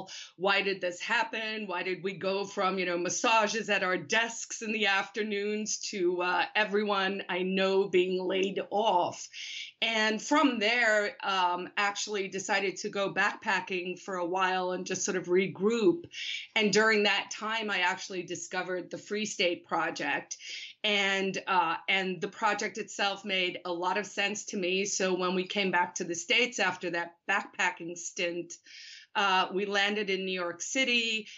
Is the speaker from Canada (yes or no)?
no; South Africa; So I'm originally from South Africa. My dad was a diplomat. So I sort of grew up all over the world.